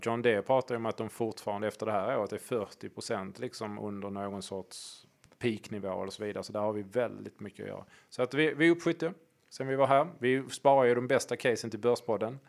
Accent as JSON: {"language": "Swedish", "town": "Hörby", "region": "Skåne", "country": "Sweden", "said": "i Hörby där jag kommer ifrån"}